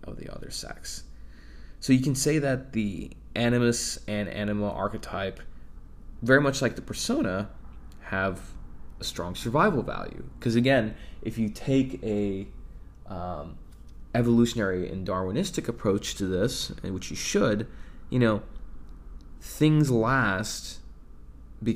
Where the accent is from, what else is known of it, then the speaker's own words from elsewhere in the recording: Texas, United States; I was born in Texas